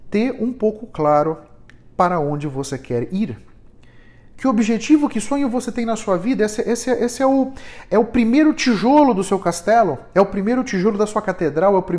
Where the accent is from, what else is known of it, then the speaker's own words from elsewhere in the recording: São Paulo, Brazil; aqui em São Paulo, aqui na Zona Sul, Moema, Itaim, Vila Mariana, onde eu fui criado.